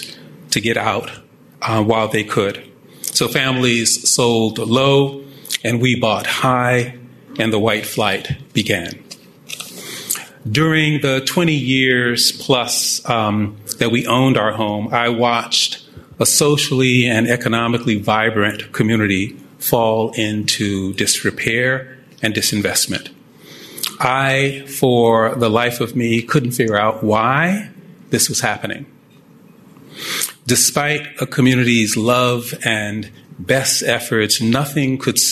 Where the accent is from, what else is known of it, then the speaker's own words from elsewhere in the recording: New York City, New York, United States; also born or lived in Florence, Italy / Charlottesville, Virginia / Washington, D.C. / New Orleans; now in Chicago, United States; I grew up in Brooklyn, where both my parents had immigrated from the Bahamas as children